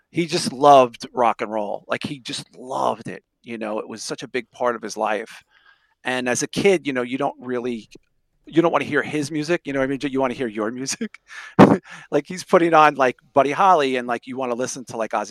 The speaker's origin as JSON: {"language": "English", "town": "Sheepshead Bay", "region": "New York", "country": "United States", "tie": "born or raised there", "said": "There were older metalhead kids where we grew up in Sheepshead Bay. Uh, it was mostly like a very Italian Irish, you know, area."}